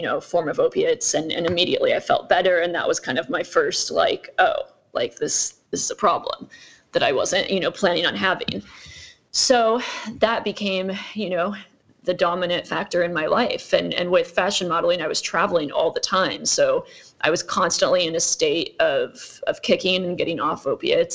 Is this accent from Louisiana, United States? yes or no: no; Iowa, United States; moved away as an adult; also born or lived in Utah / New York; So I grew up in Iowa. I was born in Utah. I grew up in Iowa.